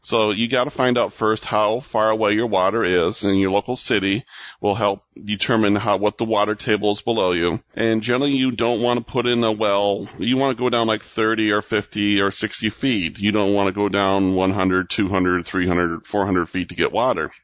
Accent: Michigan, United States; Michigan, my home state

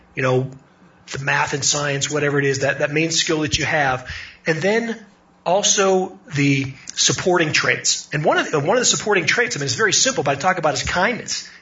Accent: Pittsburgh, Pennsylvania, United States; I, I grew up in in Pittsburgh.

